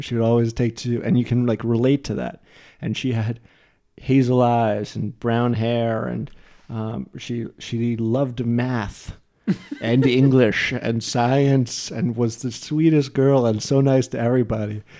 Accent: New Jersey, United States; I'm from New Jersey

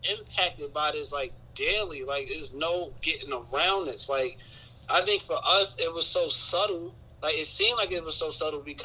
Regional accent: Newark, New Jersey, United States; I'm from Newark

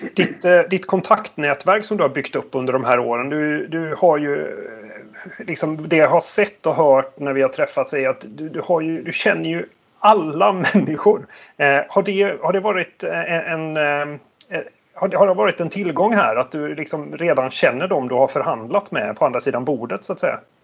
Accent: Sweden; man som svensk

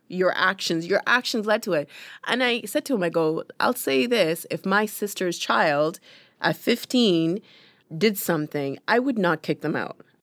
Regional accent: London, Ontario, Canada; English is a second language; also born or lived in Uganda; I'm from London, Ontario. I'm in Toronto.

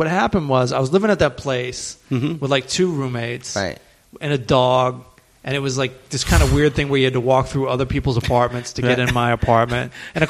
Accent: Southern Maryland, United States; now in Los Angeles, United States; I'm from Southern Maryland.

